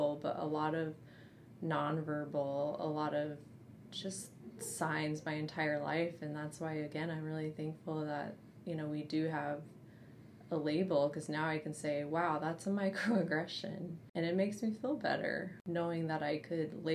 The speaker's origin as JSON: {"language": "English", "region": "South Dakota", "country": "United States", "tie": "born or raised there", "said": "I grew up in South Dakota where, you know, it's racism exists daily, all the time"}